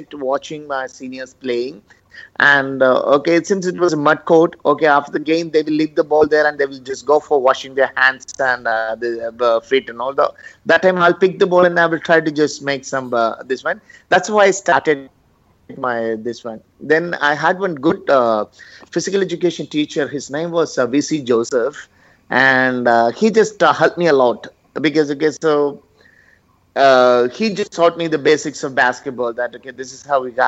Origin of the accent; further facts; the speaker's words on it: Pala, Kerala, India; now in Chennai, India; I'm from Kerala